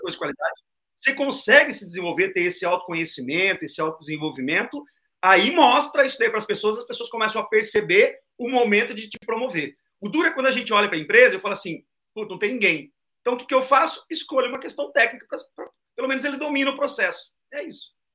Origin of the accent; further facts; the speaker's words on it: Londrina, Paraná, Brazil; eu sou de Londrina, Paraná